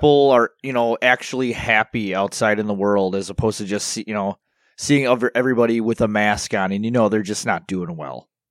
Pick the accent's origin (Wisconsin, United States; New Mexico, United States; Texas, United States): Wisconsin, United States; Milwaukee; I am from Milwaukee